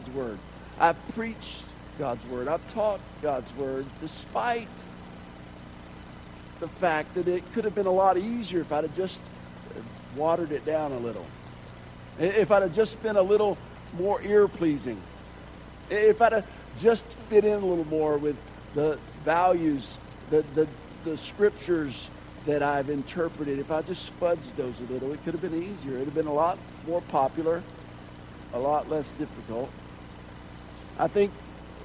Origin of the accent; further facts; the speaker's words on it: Georgia, United States; Growing up in Georgia